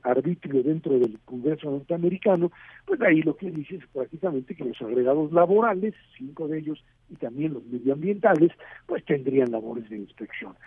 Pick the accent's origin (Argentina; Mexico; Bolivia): Mexico